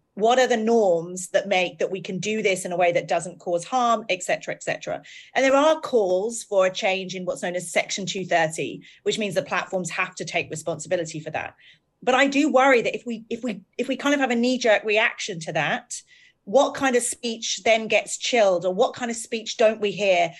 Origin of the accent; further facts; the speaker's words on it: United Kingdom; We're both British. We both have lived in a country with terrible tabloid newspapers.